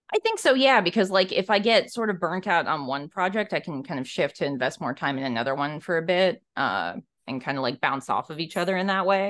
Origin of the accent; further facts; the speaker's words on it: Alaska, United States; moved away as an adult; also born or lived in Minneapolis, Minnesota; now in Portland, United States; I was coming from Alaska